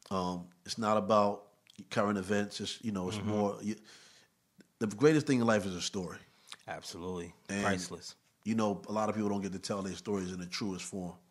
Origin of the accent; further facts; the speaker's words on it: New York City, New York, United States; I mean, growing up in Harlem for me was fun.